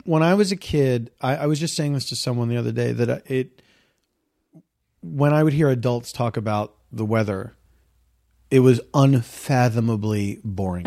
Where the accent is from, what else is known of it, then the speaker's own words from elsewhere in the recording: Philadelphia, Pennsylvania, United States; I grew up in the East Coast